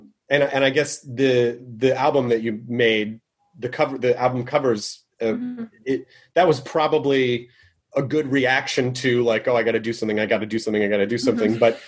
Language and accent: English; Memphis, Tennessee, United States; I miss Nashville. Nashville's such, I grew up in Memphis.